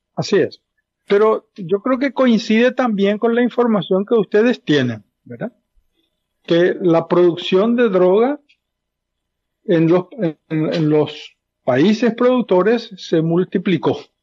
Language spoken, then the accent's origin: Spanish; Paraguay; como paraguayo